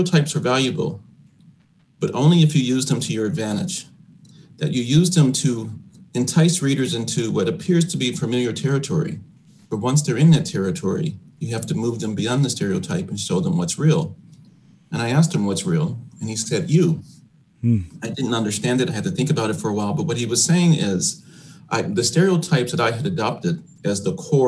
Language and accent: English; Chicago, Illinois, United States; growing up on the South Side of Chicago